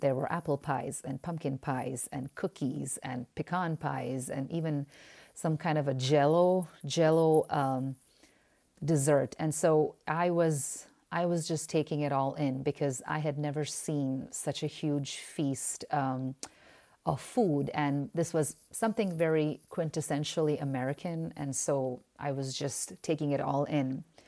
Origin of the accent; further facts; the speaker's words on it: India; moved away as an adult; now in United States; being Indian and having been part of the Indian i-, immigrant church for almost fourteen to fifteen years